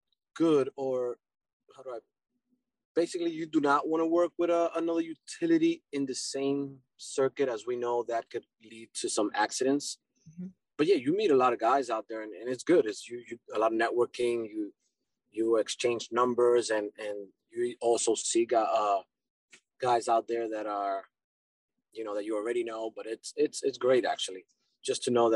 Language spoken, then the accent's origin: English; New York City, New York, United States; also born or lived in Dominican Republic; So I was born in New York, but my background, my family comes from Dominican Republic.